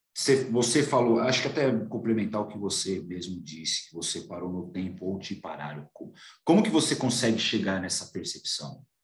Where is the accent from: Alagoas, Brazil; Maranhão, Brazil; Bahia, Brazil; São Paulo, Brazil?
São Paulo, Brazil; aqui de São Paulo, eu sou paulista